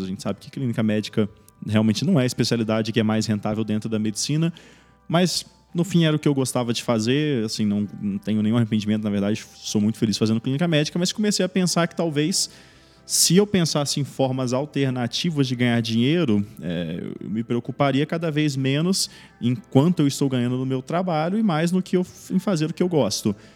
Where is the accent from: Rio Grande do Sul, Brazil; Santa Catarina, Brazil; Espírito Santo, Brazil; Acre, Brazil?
Espírito Santo, Brazil; moved away as an adult; now in São Paulo, Brazil; eu não sou aqui de São Paulo, né? Eu sou do Espírito Santo.